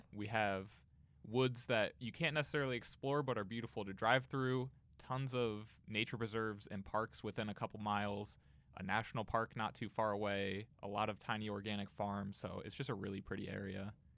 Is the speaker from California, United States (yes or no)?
no; Canton, Ohio, United States; I grew up in Canton, so it was just an hour away.